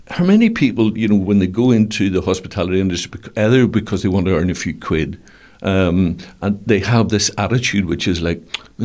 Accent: Belfast, Northern Ireland, United Kingdom; when I grew up in Stockman's Lane, I mean, was, you know, just a, well, it was classed as being out in the country. Uh-huh. But, you know, sort of West Belfast.

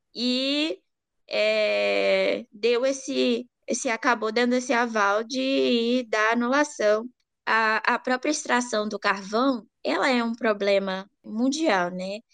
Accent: Pará, Brazil; Eu venho do Pará, é, eu sou de uma região é, que passa por uma dinâmica, né, extensiva de extração mineral, que tem a sede da Vale

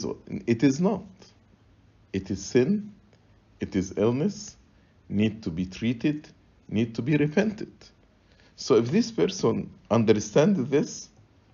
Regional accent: Egypt; moved away; So I grew up in Egypt

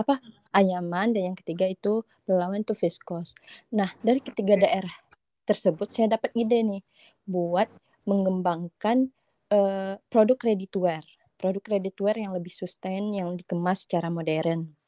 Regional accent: Siak Sri Indrapura, Riau, Indonesia; aku berasal dari sebuah kota kecil yang ada di Indonesia nih namanya Siak Sri Indrapura. Okay. Nah, Provinsi Riau

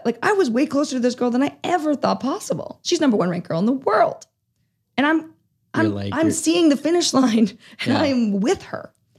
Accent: Toronto, Ontario, Canada; in 2015, we have the Pan Am Games in Toronto, mm-hmm. which is my hometown.

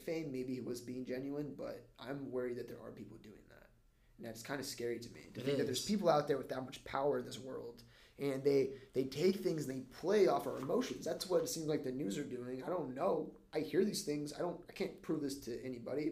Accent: Florida, United States; I grew up in Florida

